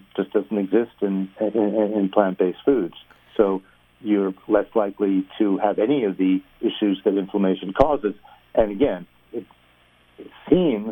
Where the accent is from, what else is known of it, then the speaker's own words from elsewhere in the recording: New York, United States; accent: New York; moved away as an adult; now in Los Angeles, United States; I'm from New York